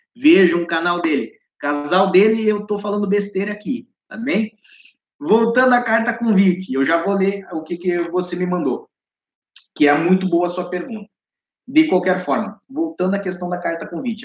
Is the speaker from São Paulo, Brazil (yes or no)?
no; Curitiba, Paraná, Brazil; moved away as an adult; also born or lived in Balneário Camboriú, Brazil; now in Lisbon, Portugal; Eu sou do Paraná, sou de Curitiba.